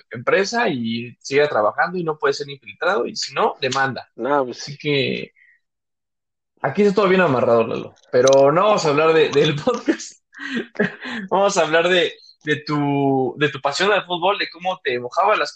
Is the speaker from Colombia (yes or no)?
no; Mexico; y hablando todo de esto, pues como mexicano, pues creo que de los mayores sueños de todo niño, de todo adolescente, es ser futbolista.